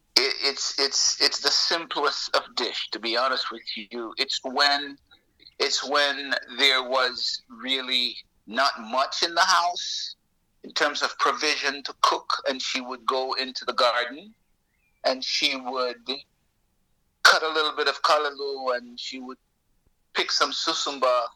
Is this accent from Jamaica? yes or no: yes; Jamaica; also born or lived in Toronto, Canada; now in Florida, United States; I'm Jamaican. Um, I am I'm I'm full-blooded Jamaican. Um, but I left I left the island um, in the early '70s and um, moved to Toronto, Canada